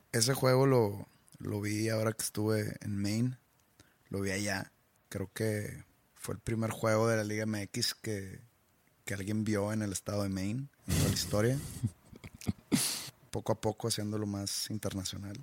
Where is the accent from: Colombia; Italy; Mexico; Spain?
Mexico; yo soy mexicano